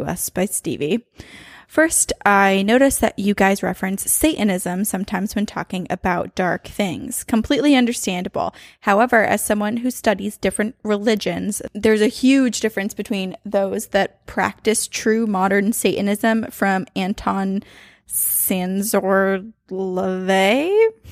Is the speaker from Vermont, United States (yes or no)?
yes; Burlington, Vermont, United States; born or raised there; moved away